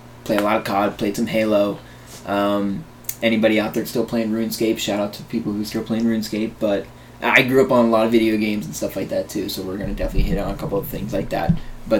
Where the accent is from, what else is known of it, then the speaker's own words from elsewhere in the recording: Bradenton, Florida, United States; I'm 22. Born and raised in Bradenton, Florida. Little old B-town.